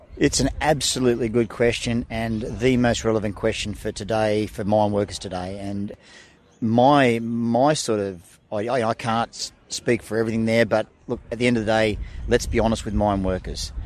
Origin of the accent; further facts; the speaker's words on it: Illawarra, New South Wales, Australia; I grew up in Illawarra, and as a kid, surfing on those beaches